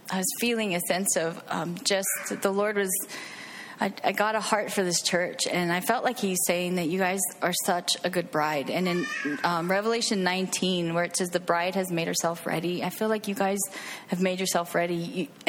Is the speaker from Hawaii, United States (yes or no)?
yes; Hawaii, United States; moved away as an adult; Uh, I grew up in Hawaii. Uh, we were military, so I moved away at 20 and um, been traveling around the United States actually.